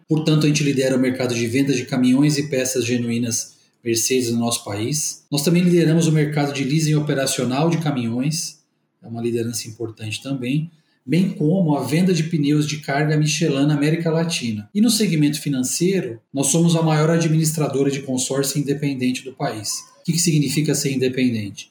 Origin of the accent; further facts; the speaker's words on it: São José do Rio Preto, São Paulo, Brazil; moved away; Eu sou nascido em São José do Rio Preto, a sede da Rodobens, mas trabalhei, estudei e trabalhei em São Paulo por 25 anos